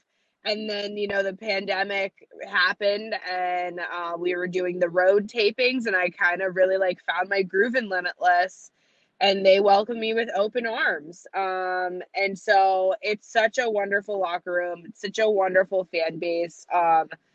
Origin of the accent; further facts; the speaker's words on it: central Massachusetts, United States; also born or lived in Worcester, Massachusetts; I'm from central Massachusetts, so it's very much like more rural and we don't have a lot of accents here.